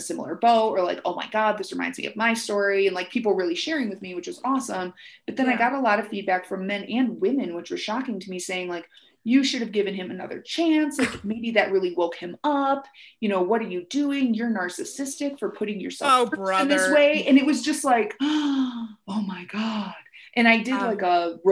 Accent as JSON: {"language": "English", "area": "Lake Michigan", "region": "Midwest", "country": "United States", "tie": "born or raised there", "moved": "yes", "said": "I grew up right on Lake Michigan"}